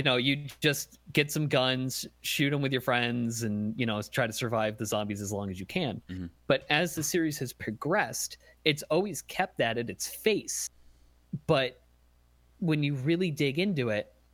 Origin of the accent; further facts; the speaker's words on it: upstate New York, United States; I'm from upstate New York.